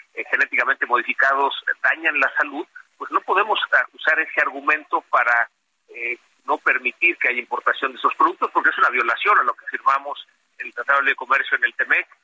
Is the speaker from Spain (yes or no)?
no; Mexico; somos un país de Estado de Derecho